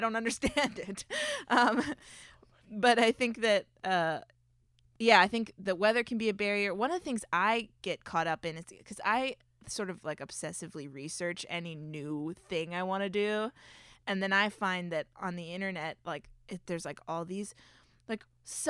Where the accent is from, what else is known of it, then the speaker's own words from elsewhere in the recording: Florida, United States; I mean, I grew up in Florida, so winter is like, what's happening?